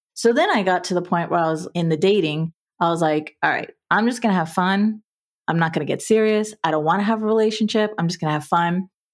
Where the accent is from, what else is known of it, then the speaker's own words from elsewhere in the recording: South Florida, United States; I was born and raised in South Florida in a middle class family environment